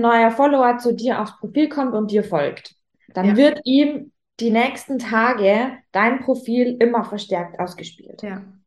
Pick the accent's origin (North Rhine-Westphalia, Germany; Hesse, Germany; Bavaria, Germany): Bavaria, Germany; Rosenheim; accent: Bavarian; ich komme ja aus, aus Rosenheim. Rosenheim ist mitten in Bayern, äh, Oberbayern ähm, vom Dialekt her.